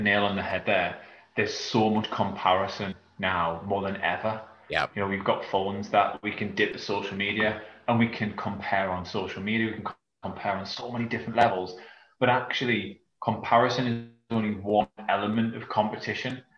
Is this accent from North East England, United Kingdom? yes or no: yes; South Shields, North East England, United Kingdom; now in Yarm, United Kingdom; I'm from England, um, northeast of England, in a small from a small town called South Shields.